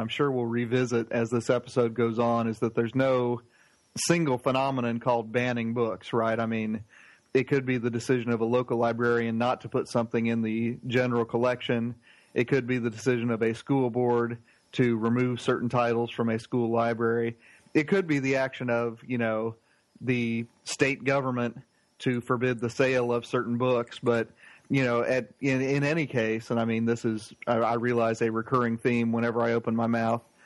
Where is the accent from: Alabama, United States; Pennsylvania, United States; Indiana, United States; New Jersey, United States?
Indiana, United States; Plainfield; now in Gwinnett County, Georgia, United States; my hometown, Plainfield, Indiana